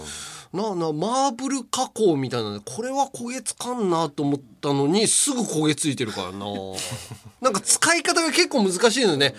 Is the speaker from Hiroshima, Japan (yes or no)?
yes; Hiroshima, Japan; born or raised there; moved away